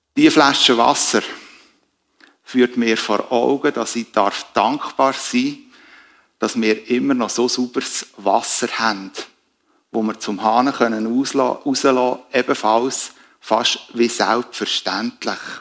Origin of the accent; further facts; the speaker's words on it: Switzerland; wir als Schweizer